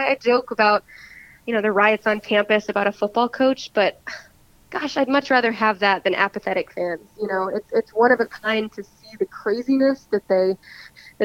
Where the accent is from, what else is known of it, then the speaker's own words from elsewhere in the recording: Knoxville, Tennessee, United States; I grew up in Knoxville